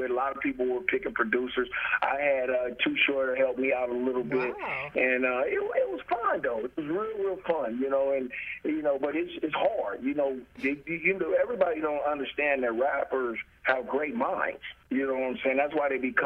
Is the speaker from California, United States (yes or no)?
yes; Oakland, California, United States; I was coming out from Oakland, California